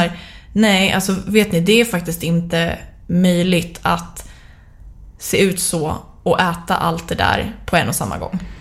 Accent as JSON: {"language": "Swedish", "country": "Sweden", "said": "som svensk"}